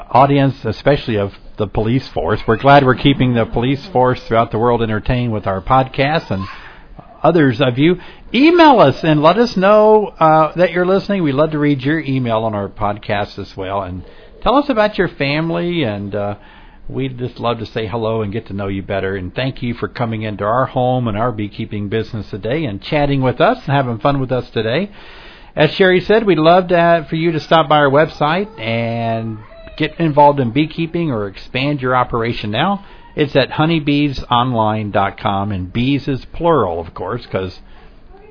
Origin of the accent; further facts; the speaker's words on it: Scotland, United Kingdom; I'm from Scotland